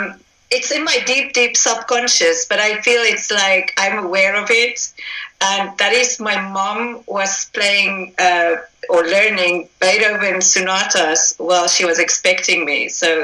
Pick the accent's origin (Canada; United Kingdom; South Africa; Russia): South Africa; moved away as an adult; I'm from South Africa. Okay. I lived there pretty much for the first 26 years of my life.